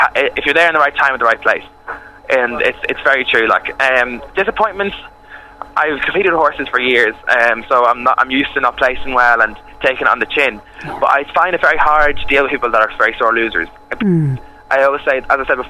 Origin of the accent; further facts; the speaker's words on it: Dundalk, Leinster, Ireland; moved away; I'm actually from Dundalk, and I come home to Dundalk every weekend.